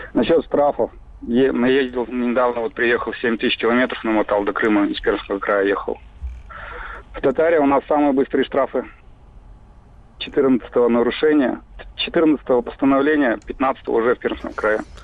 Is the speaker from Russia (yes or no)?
no; Kazakhstan; я как раз родился в Казахстане